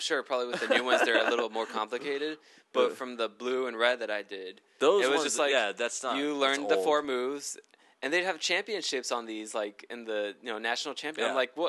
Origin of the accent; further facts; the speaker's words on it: Florida, United States; now in California, United States; I'm from Florida.